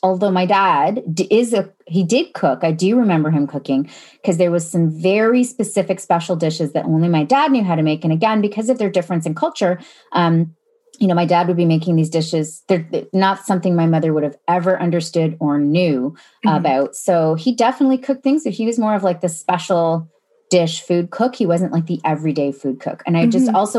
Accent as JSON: {"language": "English", "town": "Sarnia", "region": "Ontario", "country": "Canada", "tie": "born or raised there", "said": "I grew up in Sarnia, Ontario, which is about 3.5 hours southwest of Toronto."}